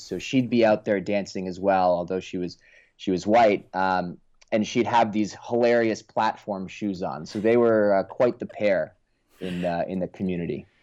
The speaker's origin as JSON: {"language": "English", "town": "Oakland", "region": "California", "country": "United States", "tie": "born or raised there", "said": "I actually grew up in Oakland, California"}